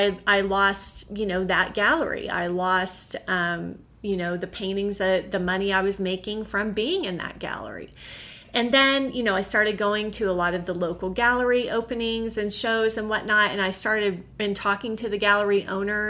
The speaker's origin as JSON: {"language": "English", "region": "Oklahoma", "country": "United States", "tie": "born or raised there", "also_born_or_lived": "Connecticut", "said": "eventually we did leave Connecticut and move back to my home state, which was Oklahoma."}